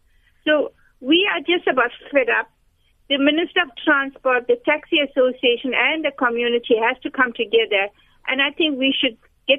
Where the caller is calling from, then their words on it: Durban, KwaZulu-Natal, South Africa; I'm calling from Durban, Chatsworth.